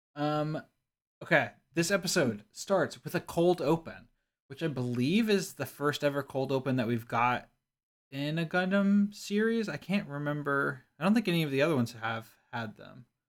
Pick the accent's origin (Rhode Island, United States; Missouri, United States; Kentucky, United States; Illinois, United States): Kentucky, United States; I grew up in Kentucky